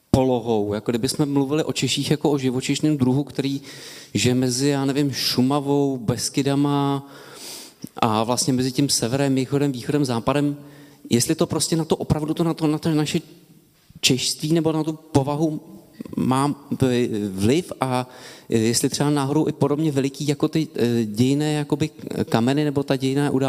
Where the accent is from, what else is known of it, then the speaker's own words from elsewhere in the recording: Czechia; tak mi připadá, že to důležitý je, protože bych tady navázal na pána, že si myslím, že ta Eh, že to důležité je kvůli tomu, že si vlastně, jak si ta e, národní identita rozumí jakoby poslepu